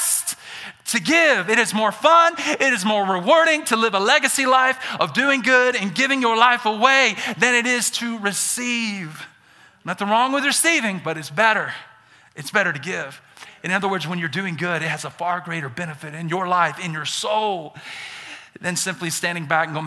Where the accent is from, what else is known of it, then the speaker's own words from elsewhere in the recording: Birmingham, Alabama, United States; accent: Southern; now in Idaho, United States; I'm born and raised in Birmingham, Alabama. I'm a Southerner. I got some accent.